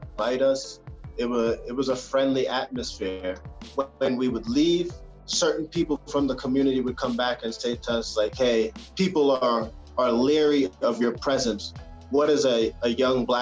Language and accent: English; United States; moved away as an adult; also born or lived in Ecuador; I'm American